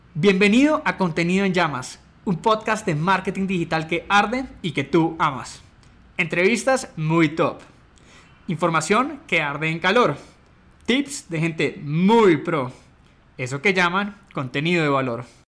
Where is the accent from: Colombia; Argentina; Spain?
Colombia; soy colombiano